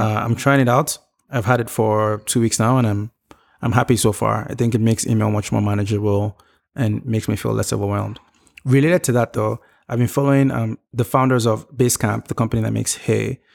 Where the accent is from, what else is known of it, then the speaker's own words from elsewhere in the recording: Nigeria; growing up in Nigeria and my experience with Nigerian government